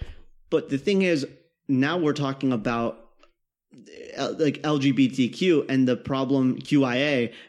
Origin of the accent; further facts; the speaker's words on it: Kansas, United States; I grew up in Kansas